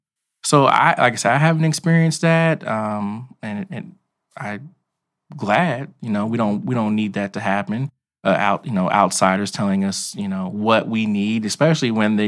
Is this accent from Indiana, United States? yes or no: yes; Evansville, Indiana, United States; Merrick and I and Jeff, we're from Southside Evansville. I still live in the neighborhood, and I live in Teepee Park